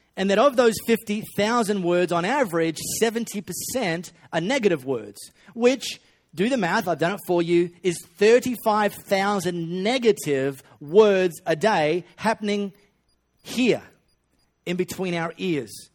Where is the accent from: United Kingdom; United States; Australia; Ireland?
Australia; Perth, Western Australia; I grew up in High Wycombe. Uh, I went to high school in Les Murdy